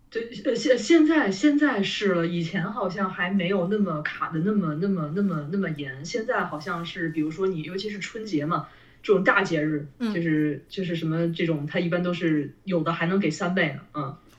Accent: Beijing, China; 我是一个北京人

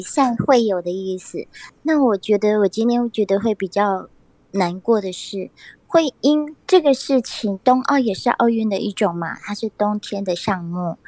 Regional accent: Taiwan; 我们台湾人是真的很善良

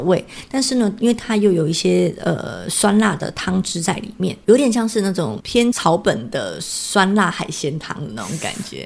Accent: Taiwan; 我们台湾人

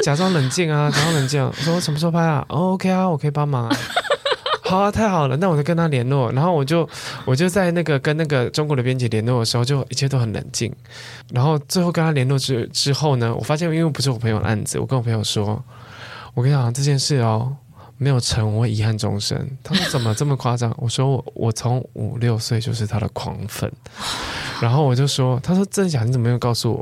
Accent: southern Taiwan, Taiwan; moved away; 我是南部人嘛

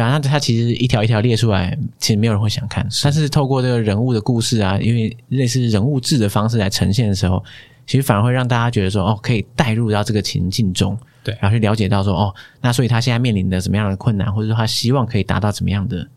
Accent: New Taipei, Taiwan; 我从小是在新北长大，嗯。然后大部分工作的时候又在台北市

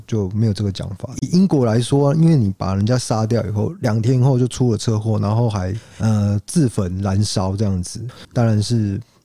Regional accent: Taiwan; 因为我们台湾人比较不会有这种

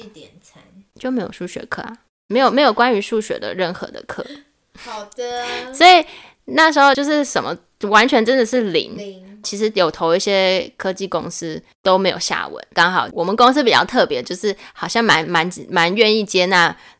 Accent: Hsinchu, Taiwan; moved away as an adult; also born or lived in Tucheng, New Taipei; 因为我跟我老公就是我们房子买在土城，但后来就是计划有变，是希望可以回新竹生活

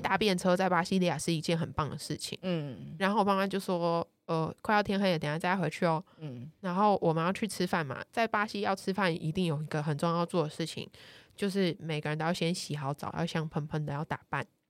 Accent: Taiwan; moved away; 我小时候在台湾

